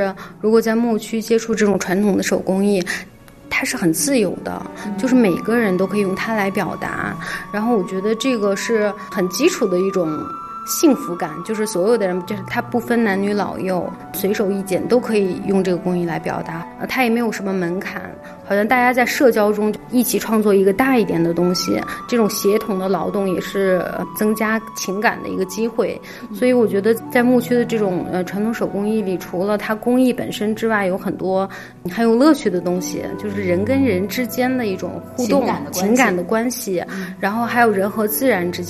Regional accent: Urumqi, Xinjiang, China; moved away as an adult; now in Beijing, China; 我出生和成长在新疆乌鲁木齐。后来我去内地读大学

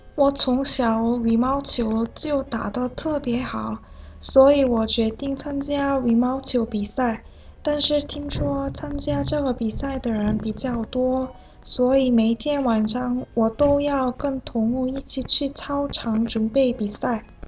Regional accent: South Korea; Chinese is a second language; moved away; 来自韩国的

